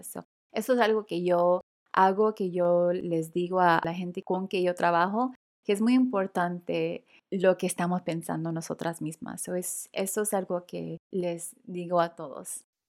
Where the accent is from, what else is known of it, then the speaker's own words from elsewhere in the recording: Los Angeles, California, United States; latina de primera generación, nacida y criada en Los Ángeles, California